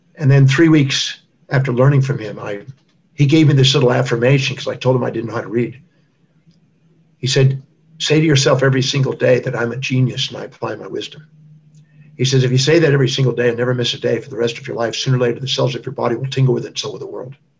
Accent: Houston, Texas, United States; I was born in 1954 in Houston, Texas

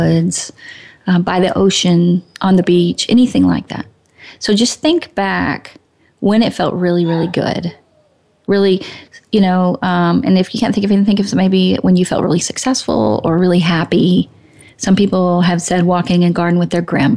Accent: Arkansas, United States; I'm from Arkansas

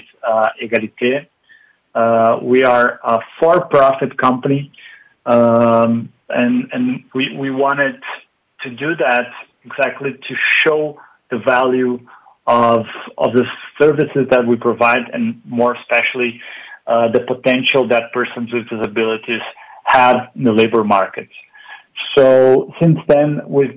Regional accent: Porto Alegre, Rio Grande do Sul, Brazil; I was born and raised in the south of Brazil, in a city called Porto Alegre

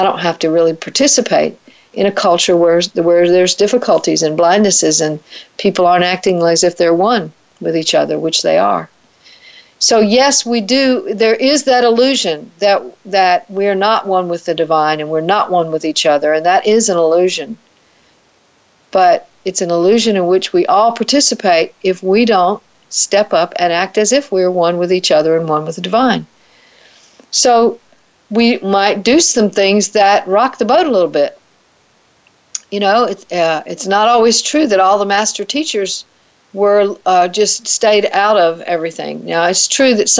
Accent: the South, United States; accent: Southern; In case you can't tell from my accent, I live in the South

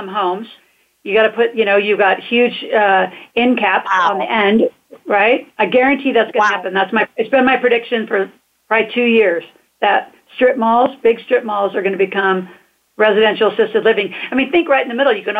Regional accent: United States; we're American citizens.

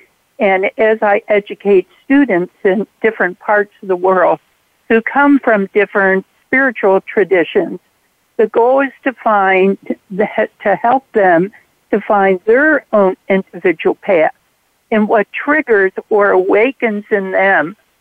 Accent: Cincinnati, Ohio, United States; now in Durham, United States; I'm currently in Durham, North Carolina, but I grew up in Cincinnati, Ohio.

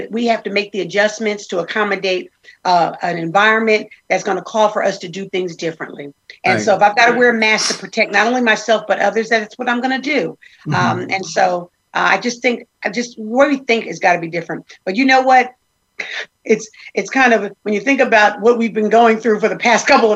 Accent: New Jersey, United States; I'm from New Jersey

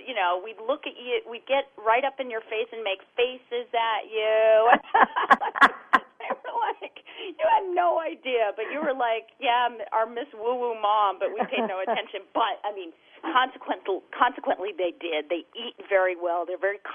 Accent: Idaho, United States; now in Southern California, United States; I grew up in Idaho, and it's beautiful there

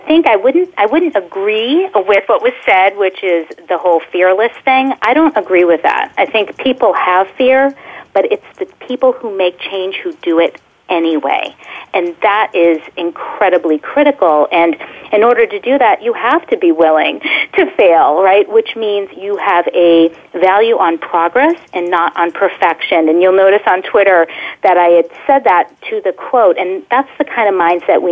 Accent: Boston, Massachusetts, United States; As a Bostonian

